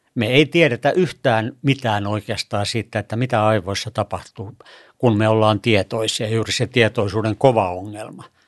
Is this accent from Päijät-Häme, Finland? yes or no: no; Kemi and Sodankylä, Lapland, Finland; moved away as an adult; also born or lived in Turku, Finland; mä tulin tuolta pohjoisesta Kemistä ja Sodankylästä